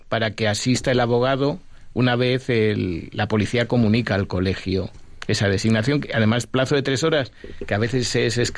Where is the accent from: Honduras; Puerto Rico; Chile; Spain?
Spain; Ávila, Castile and León; Yo que soy de Ávila